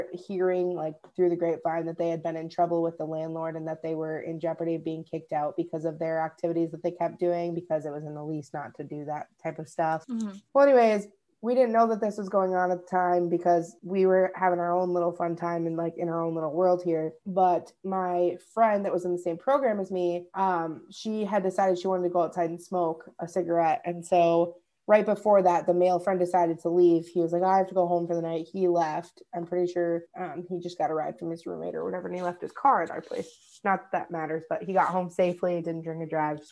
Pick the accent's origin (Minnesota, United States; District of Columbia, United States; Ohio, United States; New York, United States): Minnesota, United States; I'm from Minnesota